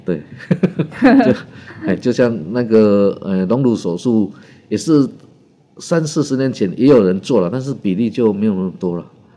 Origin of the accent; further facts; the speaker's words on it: Taiwan; 就是我们台湾人民的购买力哈，在全世界是排名第十名哦